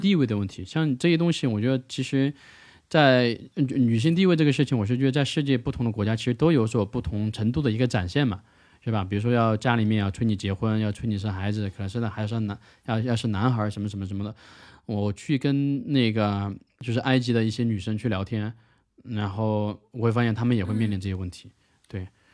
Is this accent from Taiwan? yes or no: no; China; first language Mandarin; 我是从中国来的嘛